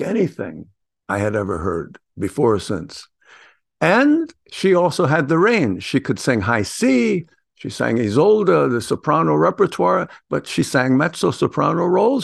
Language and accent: English; New York City, New York, United States; I come from the Bronx